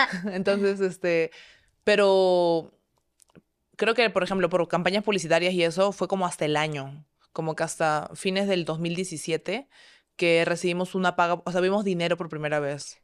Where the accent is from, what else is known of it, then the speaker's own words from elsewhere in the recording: Peru; soy de Perú, tengo 30 años ya